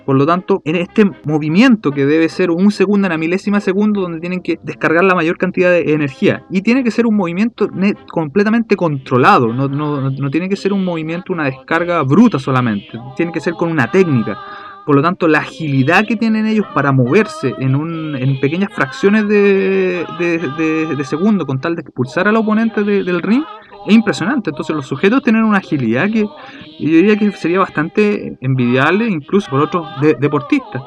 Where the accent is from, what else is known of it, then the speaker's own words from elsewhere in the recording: Chile; comemos empanadas los chilenos